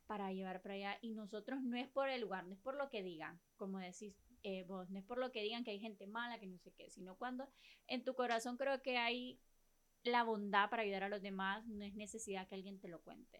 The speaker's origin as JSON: {"language": "Spanish", "town": "La Ceiba", "region": "Atlántida", "country": "Honduras", "said": "como seibeños, como hondureños"}